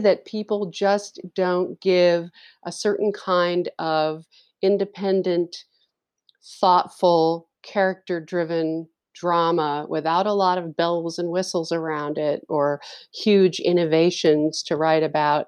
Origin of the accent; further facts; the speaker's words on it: New York, United States; moved away; I grew up in New York